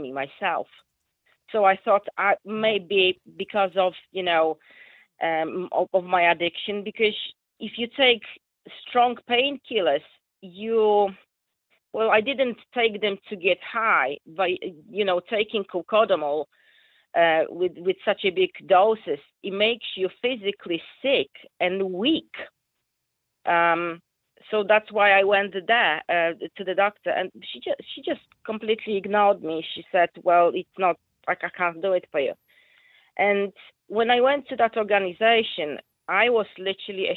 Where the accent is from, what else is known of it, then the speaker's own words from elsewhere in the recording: Poland; English is a second language; moved away as an adult; now in Rossendale, United Kingdom; as you can hear from my accent, I'm not, you know, English is my second language. I'm Polish.